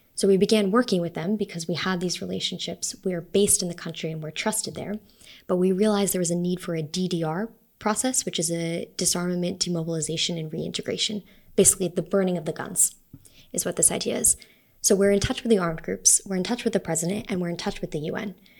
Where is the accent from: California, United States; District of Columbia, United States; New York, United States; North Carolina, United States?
New York, United States; New York City; moved away as an adult; also born or lived in Salt Lake City, Utah; now in Rome, Italy; I was born in Salt Lake, but I grew up mostly um, in New York City and on Long Island